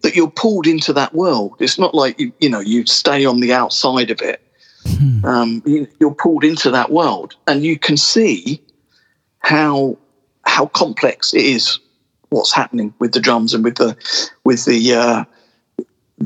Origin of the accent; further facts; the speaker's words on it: Portsmouth, South East England, United Kingdom; now in London, United Kingdom; I moved to London. I was originally from Portsmouth. I moved to London